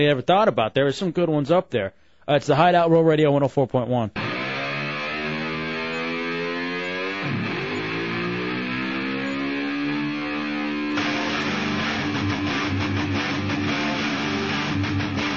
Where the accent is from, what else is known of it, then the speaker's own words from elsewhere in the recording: Dallas, Texas, United States; I'm from Dallas